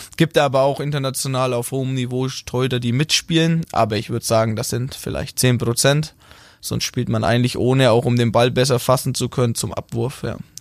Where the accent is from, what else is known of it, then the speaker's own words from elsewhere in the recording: Rothenburg ob der Tauber, Bavaria, Germany; accent: Franconian (rolled R); moved away as an adult; now in Baden-Württemberg, Germany; Ich komme aus Rodenburg, äh, Mittelfranke. Wir rollen das R.